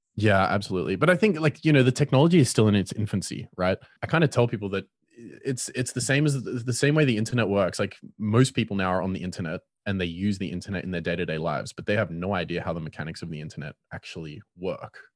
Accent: Cape Town, Western Cape, South Africa; I'm from Cape Town and I run a lot of networking events here

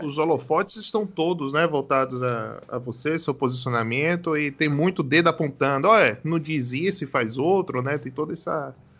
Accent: Salvador, Bahia, Brazil; Eu também sou de Salvador

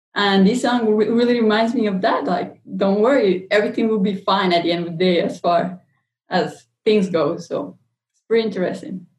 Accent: Colombia; moved away; I'm actually from Colombia, South America

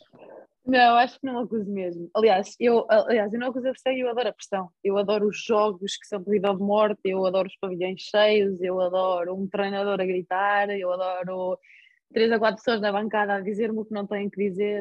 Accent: Porto, Norte, Portugal; moved away as an adult; now in Spain; eu sempre vivi com os meus pais, sempre estive na minha cidade natal

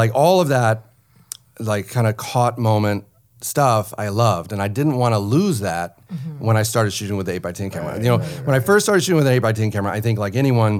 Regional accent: Nashville, Tennessee, United States; born or raised there; moved away

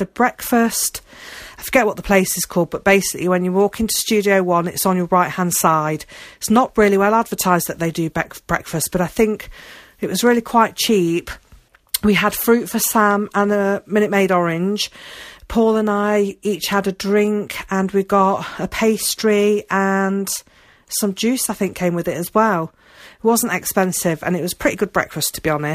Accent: United Kingdom; I'm British, you know, I'm used to the colder weather, I'm used to the rain

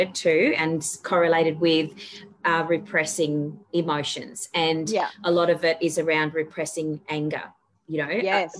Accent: Tasmania, Australia; I grew up in Tassie

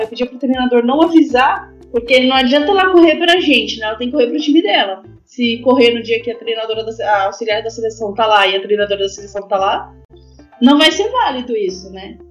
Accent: Brazil; moved away as an adult; also born or lived in France; sou brasileira

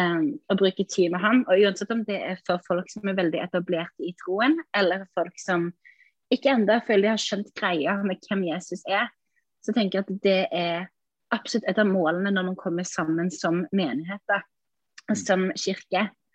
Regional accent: Sauda, Rogaland, Norway; now in Ålesund, Norway; jeg er egentlig fra Sauda

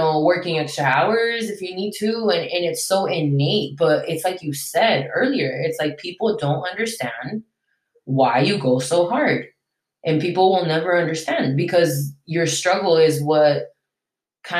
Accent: United States; English is a second language; also born or lived in Venezuela; I'm basically American because I grew up in America. I moved here when I was 6. That's why I don't have an accent

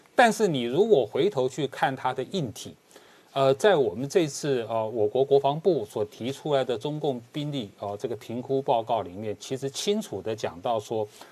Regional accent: Taiwan; 我们台湾

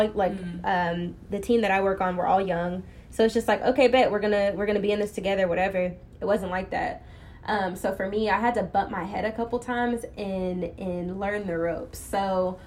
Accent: Plano, Texas, United States; I'm from Plano

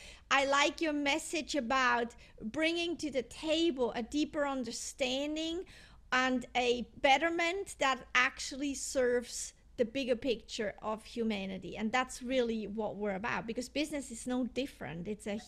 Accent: Switzerland; also born or lived in Europe; because I'm from Switzerland and I lived in Europe, in many countries in Europe, all my life.

